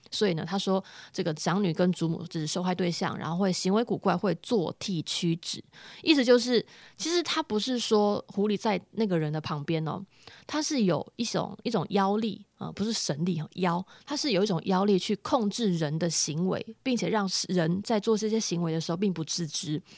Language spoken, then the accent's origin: Chinese; Chiayi, Taiwan; 我甲乙人